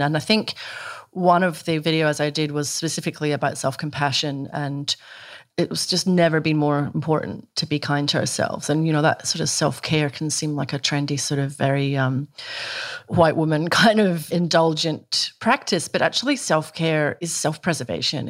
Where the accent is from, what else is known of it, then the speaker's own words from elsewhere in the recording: Scotland, United Kingdom; moved away as an adult; now in Australia; I grew up in Scotland, you know, in a country where teetotalism is a crime punishable by death